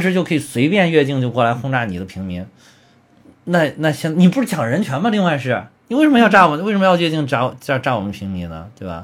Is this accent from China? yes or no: yes; China; 我们中国人民是个爱好和平的民族